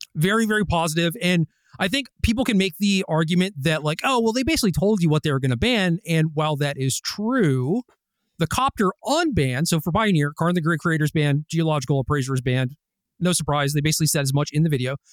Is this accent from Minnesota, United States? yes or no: yes; Minnesota, United States; I was born in Minnesota